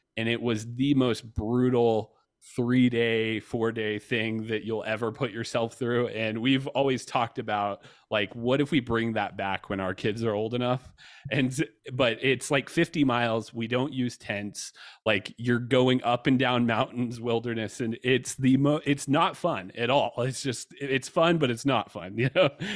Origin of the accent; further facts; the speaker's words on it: Georgia, United States; I grew up in Georgia